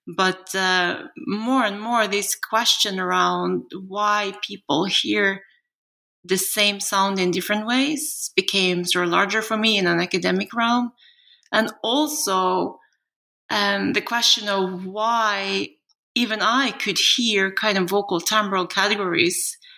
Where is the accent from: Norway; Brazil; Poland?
Norway; also born or lived in South Korea